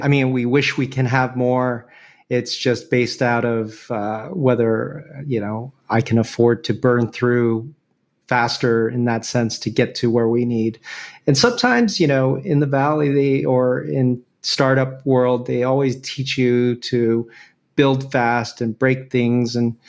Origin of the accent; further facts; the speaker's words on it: Venezuela; born there; I don't, but I was born in Venezuela, if that counts.